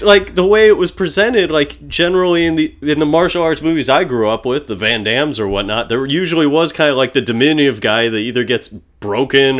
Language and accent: English; United States; me as an American